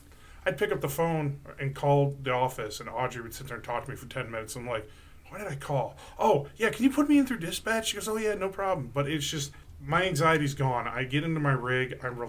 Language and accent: English; Cleveland, Ohio, United States; also born or lived in Virginia Beach, Virginia; We moved into the Cleveland area in 91.